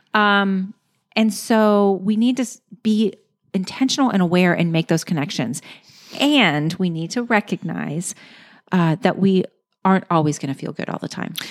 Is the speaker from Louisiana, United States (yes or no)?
yes; Louisiana, United States; I'm from Louisiana.